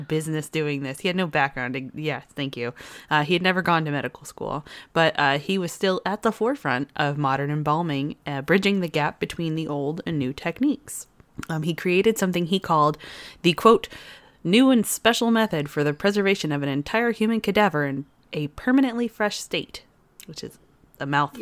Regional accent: United States; as an American

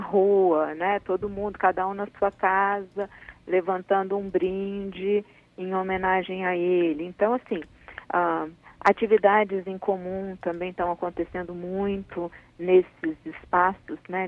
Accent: Brazil; nós somos brasileiros, nós somos um, um povo alegre, divertido

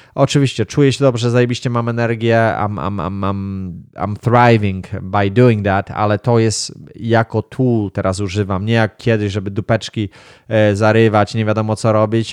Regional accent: Wągrowiec, Greater Poland, Poland; gdzieś tam na wiosce się wychowałem, gdzieś tam w Wągrowcu

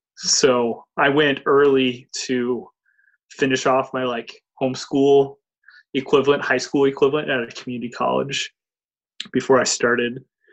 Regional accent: Columbus, United States; I'm from Columbus. So the college I went to at that point in time was only 3 miles away. There's a community college on the north end of town.

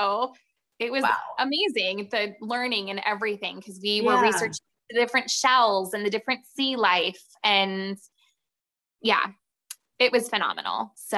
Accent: Ohio, United States; And so I'm from Ohio and I've never been to the Cincinnati Zoo.

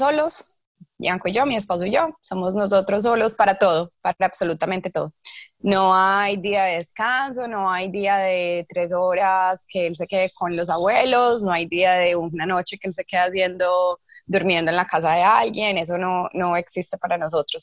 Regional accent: Medellín, Antioquia, Colombia; moved away as an adult; now in Auckland, New Zealand; soy de Medellín, eh, llegué a Oakland hace 13 años

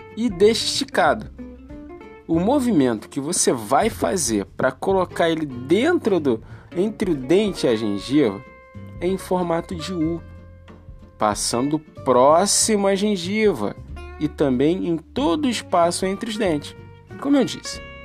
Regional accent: Rio de Janeiro, Brazil; Eu sou nascido e criado aqui, no Morro do Salgueiro

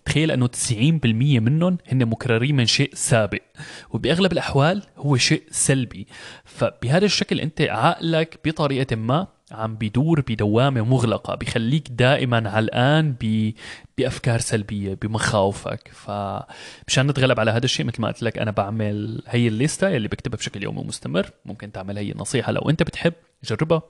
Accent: Syria; moved away as an adult; now in Germany; انتقلت من بلدي سوريا بسبب ظروف الحرب الموجودة هنيك

